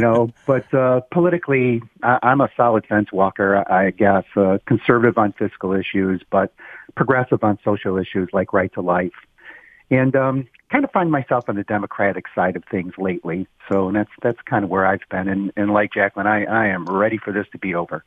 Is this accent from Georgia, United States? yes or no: no; Roseville, Michigan, United States; also born or lived in Shelby Township, Michigan / Japan; I grew up in Roseville.